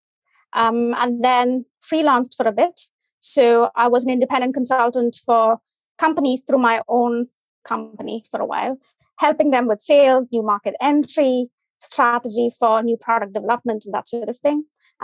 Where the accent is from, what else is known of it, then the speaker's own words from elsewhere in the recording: India; English is a second language; From India.